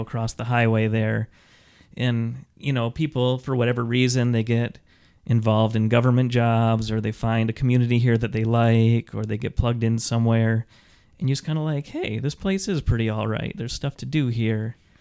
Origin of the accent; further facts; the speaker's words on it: Mount Pleasant, Michigan, United States; now in Lansing, United States; I grew up in Mount Pleasant, Michigan